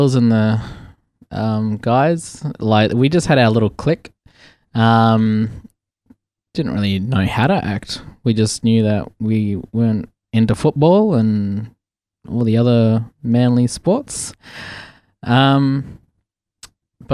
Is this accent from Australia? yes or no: yes; Port Hedland, Western Australia, Australia; also born or lived in Meekatharra; from Western Australia. I grew up mostly in Meekatharra and Port Hedland in WA